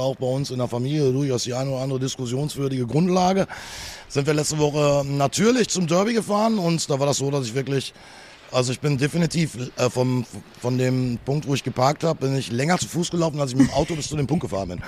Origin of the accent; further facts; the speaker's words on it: Ruhr area, North Rhine-Westphalia, Germany; hier bei uns im Ruhrpott, da schlägt das Herz des Fußballs